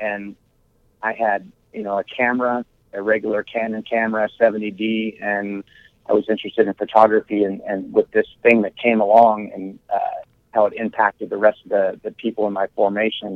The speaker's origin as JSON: {"language": "English", "region": "Iowa", "country": "United States", "tie": "born or raised there", "said": "I was raised here in Iowa."}